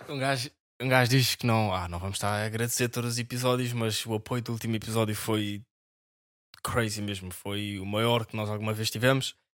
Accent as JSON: {"language": "Portuguese", "town": "Amadora", "region": "Lisbon", "country": "Portugal", "said": "nós somos da Amadora, por isso é o clube da nossa cidade"}